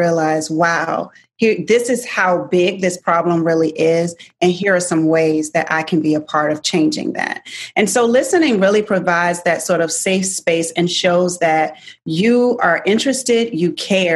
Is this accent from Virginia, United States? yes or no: yes; Virginia, United States; I grew up in Virginia